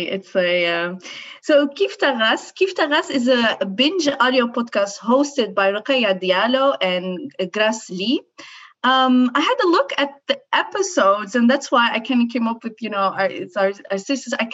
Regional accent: Netherlands; I speak. am Moroccan. I'm okay. Dutch Moroccan. I grew up in in the Netherlands, but I speak like Maghrebian French.

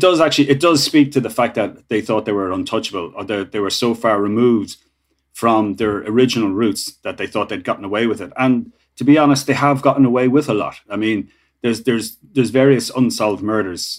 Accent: Ireland

